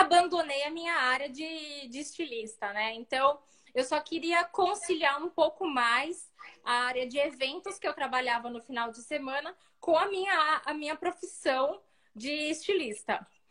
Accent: Sorocaba, São Paulo, Brazil; nós somos daqui de Sorocaba, né, interior de São uhum. Paulo

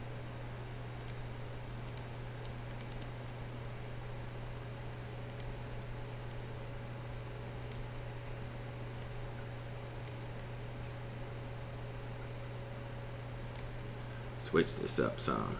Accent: Cleveland, Ohio, United States; I'm from Cleveland.

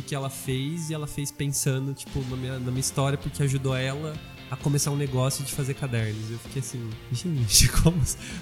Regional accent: São José do Rio Preto, São Paulo, Brazil; A gente é de Rio Preto

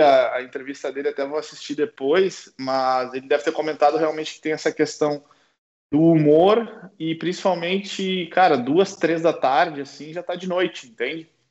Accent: South Region, Brazil; moved away as an adult; also born or lived in Porto, Portugal / Ukraine / England / France; now in Germany; a gente por ser do, do, sul do Brasil, a gente já tem, né, já é familiarizado com o frio

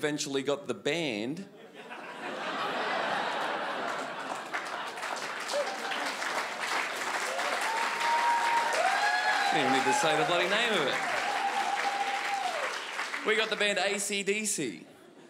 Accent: North Queensland, Australia; moved away as an adult; now in Melbourne, Australia; I'm from North Queensland originally, but I've lived in Melbourne for 2 years

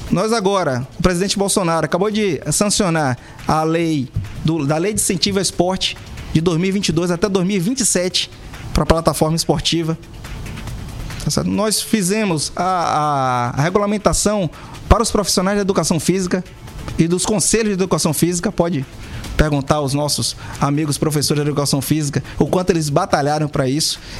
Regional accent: Northeast Region, Brazil; nossa Paraíba como um todo, Muca muito feliz como nordestino de voltar sempre à Paraíba. Nesse jeito corrido hoje, essa vida de ministro é, é, é bate e volta, mas não deixa de ser bastante gratificante estar aqui de volta ao meu Nordeste.

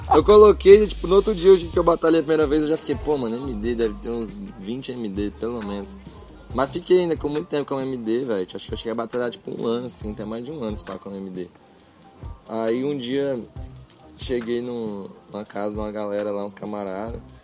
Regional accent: Mato Grosso do Sul, Brazil; que é da minha cidade

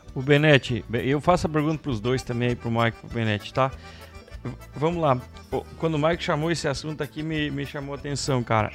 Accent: Alpestre, Rio Grande do Sul, Brazil; Eu, eu que nasci lá em Alpestre

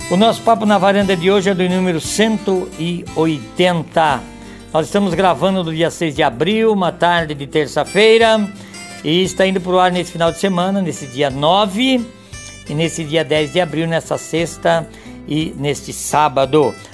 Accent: Rio do Sul, Santa Catarina, Brazil; moved away; Rio do Sul, Santa Catarina.

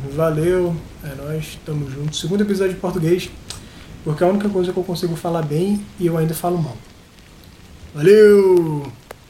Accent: Northeast Region, Brazil; do vocabulário que a gente tem aqui no Nordeste

